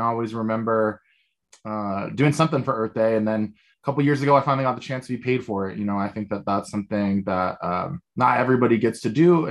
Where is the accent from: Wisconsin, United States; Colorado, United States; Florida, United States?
Colorado, United States; Denver; I am from Denver, Colorado